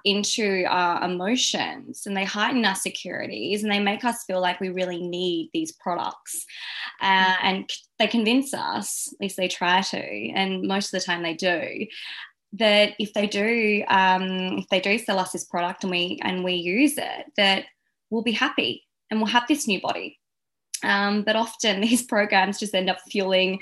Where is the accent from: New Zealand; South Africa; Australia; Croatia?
Australia; Adelaide, South Australia; moved away as an adult; now in Sydney, Australia; I'm originally from Adelaide in South Australia and I moved to Sydney about a year and a half ago